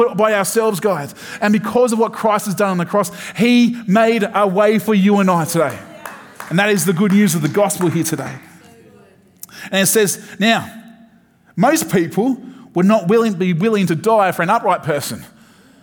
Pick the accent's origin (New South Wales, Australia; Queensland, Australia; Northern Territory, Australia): New South Wales, Australia; Sydney; I'm from Sydney, but not necessarily from the city.